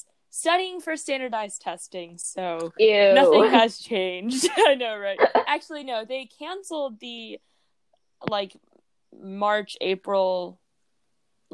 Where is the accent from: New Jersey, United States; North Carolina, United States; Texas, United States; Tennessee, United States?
Texas, United States; Houston; I'm from Houston, Texas